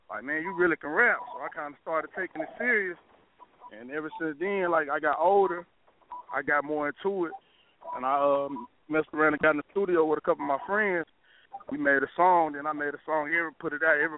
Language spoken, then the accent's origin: English; Pine Bluff, Arkansas, United States; I'm I'm from Pine Bluff, Arkansas. Way out